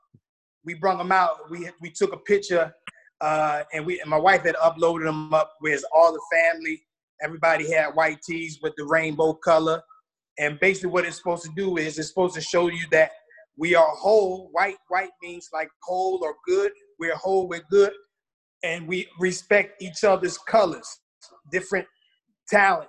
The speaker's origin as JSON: {"language": "English", "town": "Philadelphia", "region": "Pennsylvania", "country": "United States", "also_born_or_lived": "Fort Bragg, North Carolina", "moved": "as an adult", "lives_now": "Spring Lake, United States", "said": "I'm from the city of Brotherly Love. I'm from Philly"}